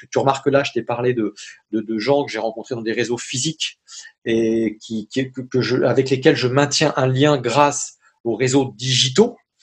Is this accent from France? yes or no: yes; France; moi, français, tu vois, dans ma dans mon petit pays magnifique que j'adore